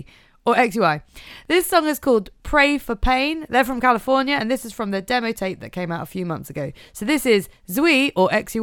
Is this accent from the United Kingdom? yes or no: yes; East of England, United Kingdom; The south of North America. I'm from Norfolk.